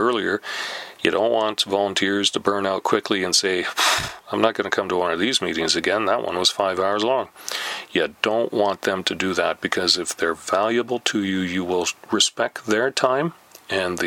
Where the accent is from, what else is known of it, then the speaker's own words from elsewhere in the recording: Canada; We're Canadian